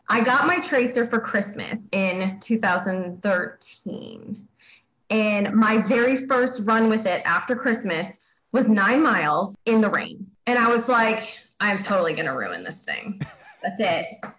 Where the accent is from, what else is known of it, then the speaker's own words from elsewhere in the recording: Detroit, Michigan, United States; now in Columbus, United States; I live in Columbus, Ohio. I'm a transplant from the Detroit area in 2003.